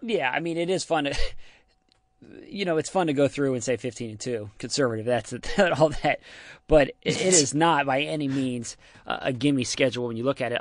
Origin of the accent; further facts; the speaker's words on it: Ohio, United States; I'm from Ohio. I got family